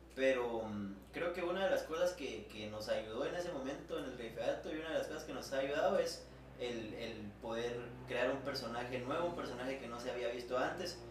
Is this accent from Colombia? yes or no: no; Guatemala; como guatemalteco